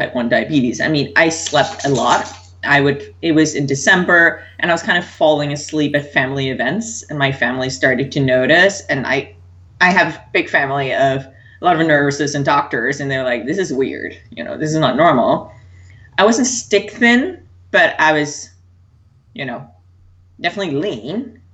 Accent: Denmark; I was born and raised in Denmark

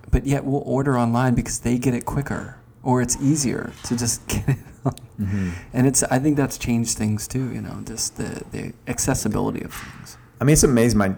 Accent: Northeast, United States; moved away; I'm from the Northeast

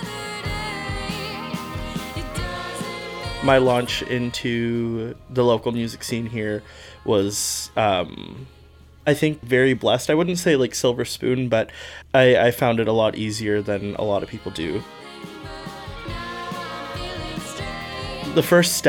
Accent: Prince George, British Columbia, Canada; now in Victoria, Canada; I am from Victoria, essentially. I've been here for 11 years, originally from Prince George.

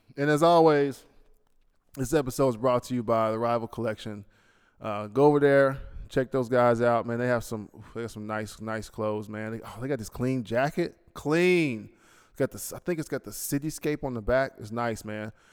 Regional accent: United States; now in Bahrain; I'm an American

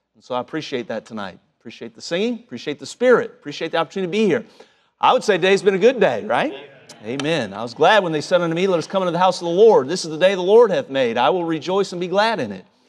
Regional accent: Cincinnati, Ohio, United States; moved away; home growing up in Cincinnati

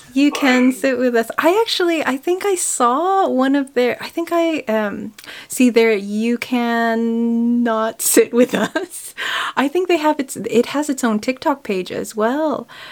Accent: California, United States; moved away as an adult; also born or lived in Kildare, Ireland; now in Ireland; I grew up in California

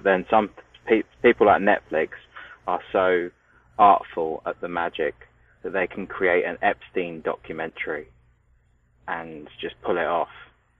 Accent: United Kingdom; As a nation, good old Blighty.

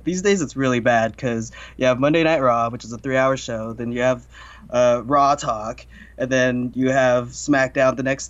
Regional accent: Idaho, United States; moved away; I came from Idaho

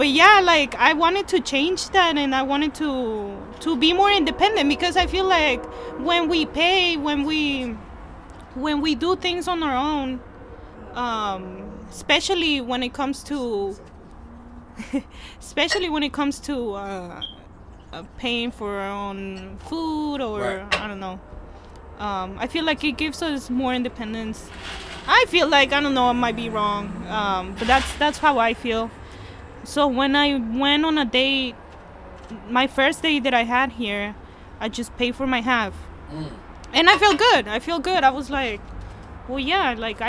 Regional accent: Peru; now in United States; I'm from Peru

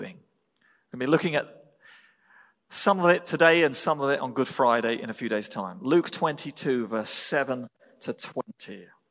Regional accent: England, United Kingdom; moved away; I was born in England

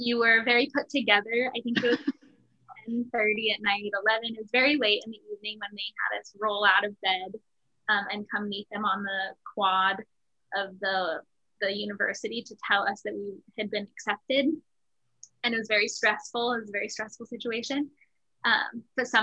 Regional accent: Utah, United States; now in Washington, D.C., United States; I am from Utah. I think that's maybe why I don't identify as a Virgo, is because I rolled in dirt too much as a child.

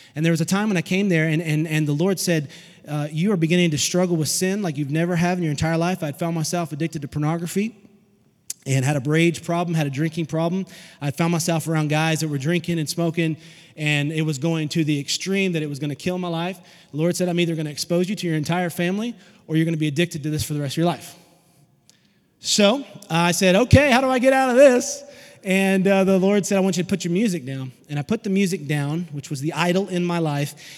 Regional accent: Fort Smith, Arkansas, United States; also born or lived in Alma, Arkansas / Van Buren, Arkansas; now in Chattanooga, United States; Fort Smith, Arkansas was where I was born in a garage apartment

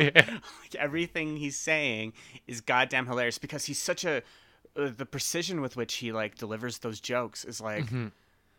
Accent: Alberta, Canada; Canada style would be Alberta. I mean, we're Canadian Texas

